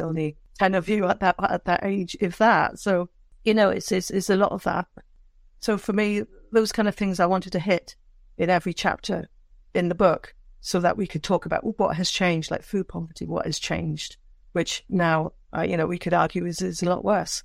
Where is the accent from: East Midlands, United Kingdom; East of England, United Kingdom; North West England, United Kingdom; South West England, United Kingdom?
South West England, United Kingdom; Downderry; moved away; growing up in Cornwall as a, you know as a young person